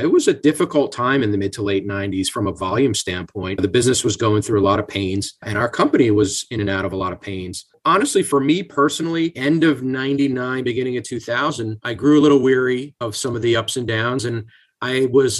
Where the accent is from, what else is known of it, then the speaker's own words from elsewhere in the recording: Bucks County, Pennsylvania, United States; also born or lived in Bronx, New York / New Jersey; I was born in the Bronx, but when I was at a very young age, my family relocated down to Bucks County, Pennsylvania. So I'm a Philly guy. I've lived in either the Pennsylvania side of the river or the New Jersey side for the majority of my life.